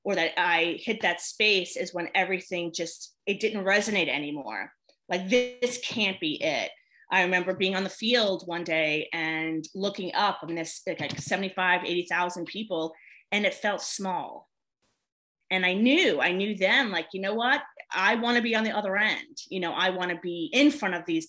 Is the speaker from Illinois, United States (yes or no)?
no; New York, United States; moved away as an adult; now in North Carolina, United States; I'm originally from New York.